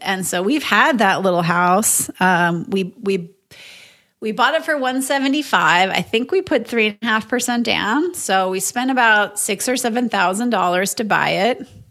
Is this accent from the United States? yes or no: yes; Moorhead, Minnesota, United States; moved away as an adult; also born or lived in Madison, Wisconsin; now in Austin, United States; I grew up in Moorhead, Minnesota